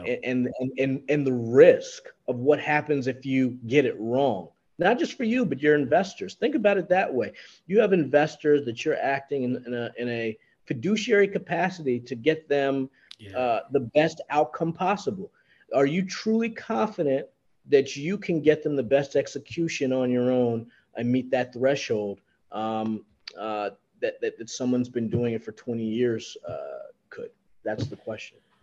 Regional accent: New York, United States; I'm a New Yorker

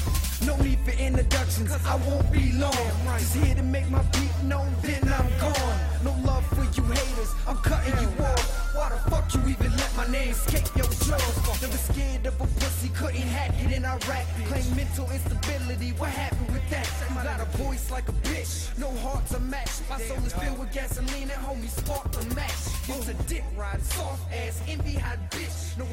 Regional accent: United States; they are part of my rights as an American citizen.

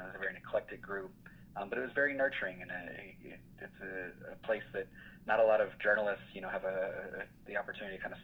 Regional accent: Albuquerque, New Mexico, United States; moved away; I grew up in Albuquerque, went to college in New Mexico

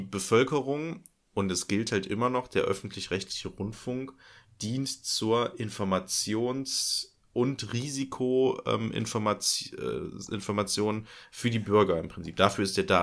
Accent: Germany; meine Heimat ist ja an der niederländischen Grenze

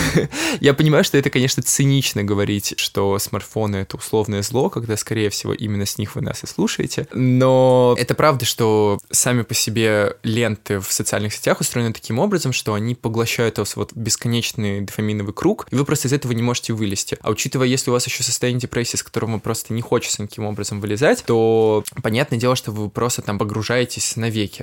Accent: Saint Petersburg, Russia; moved away as an adult; now in Paris, France; я из Санкт-Петербурга, и вот уже как два года я переехал жить в Париж

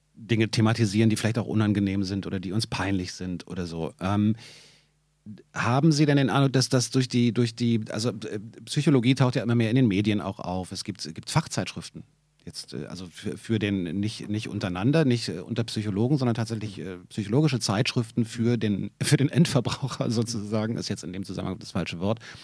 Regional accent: Berlin, Germany; für mich als Berliner

